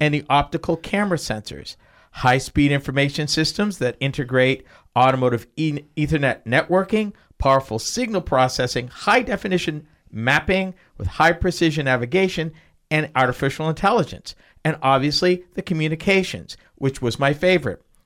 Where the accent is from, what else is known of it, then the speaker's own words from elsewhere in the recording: Massachusetts, United States; moved away; I came from Massachusetts.